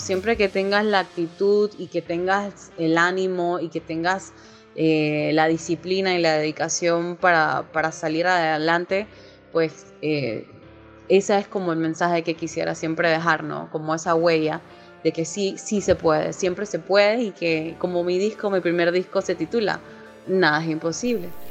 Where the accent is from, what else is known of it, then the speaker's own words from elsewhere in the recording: Panama City, Panama; soy panameña, nacionalidad panameña, nacida aquí en la ciudad de Panamá